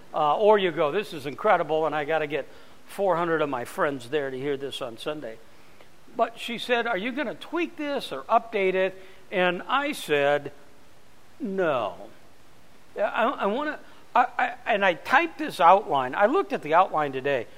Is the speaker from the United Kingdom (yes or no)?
no; Phoenix, Arizona, United States; I'm from Phoenix